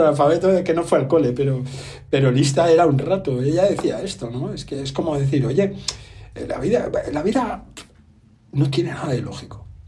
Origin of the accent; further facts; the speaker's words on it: Catalonia, Spain; Yo soy catalán